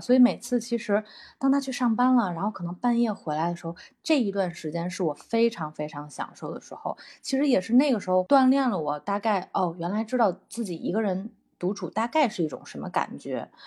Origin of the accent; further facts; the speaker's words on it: Beijing, China; 我其实从二十岁的时候就从家里搬出来了，因为我是北京人嘛，就是之前一直都是跟爸妈在一块儿住